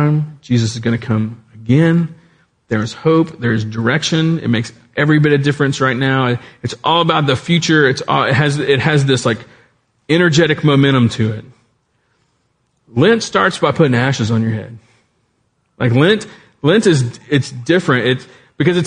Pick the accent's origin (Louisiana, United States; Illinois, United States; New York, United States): Louisiana, United States; South; I grew up in South Louisiana.